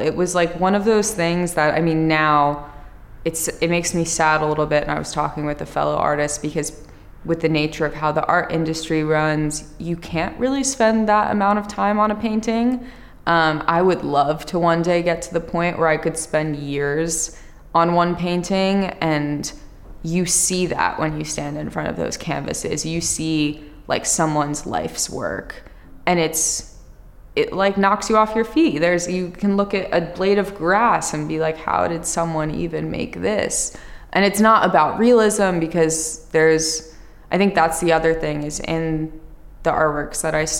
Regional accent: New Jersey, United States; So I grew up, I told you I grew up in New Jersey. My family is from New York, but they moved there when they had me

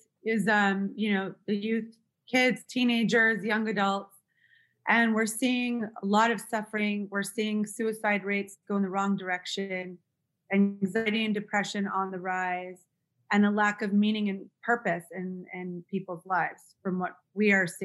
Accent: West Hollywood, California, United States; I'm born and raised in West Hollywood, so I'm from

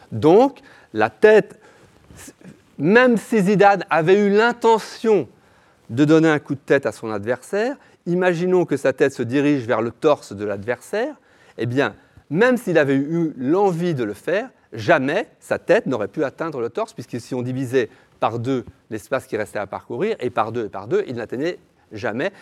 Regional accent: Brussels, Brussels-Capital Region, Belgium; now in Berlin, Germany; je suis belge, je suis bruxellois, et nous avions Eddy Merckx. Quand j'étais petit, il y avait Eddy Merckx.

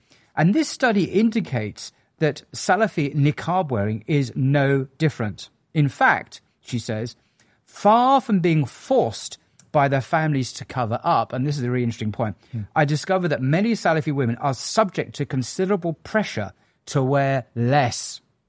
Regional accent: England, United Kingdom; I'm an Englishman.

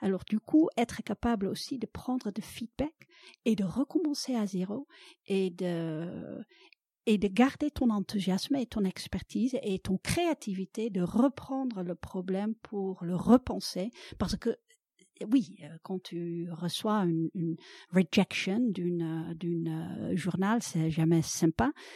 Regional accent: Netherlands; French is a second language; moved away as an adult; now in France; je suis originaire des Pays-Bas

